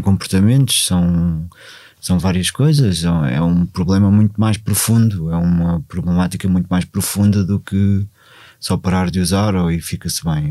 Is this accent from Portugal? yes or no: yes; Portugal; comecei a ir a Cruz, onde eu, onde eu cresci